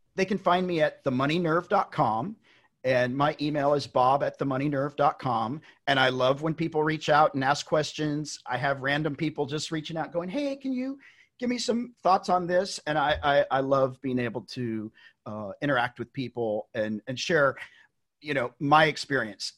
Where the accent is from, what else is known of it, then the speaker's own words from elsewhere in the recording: Tennessee, United States; I'm from Tennessee. I grew up in Tennessee